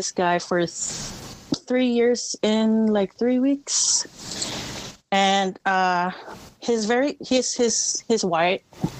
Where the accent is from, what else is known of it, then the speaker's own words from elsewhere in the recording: Philippines; moved away; I grew up in the Philippines and you know our culture.